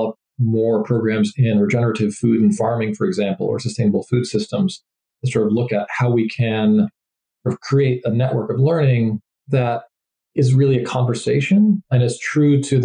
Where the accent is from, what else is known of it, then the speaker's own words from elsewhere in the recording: New England, United States; I grew up in New England in the US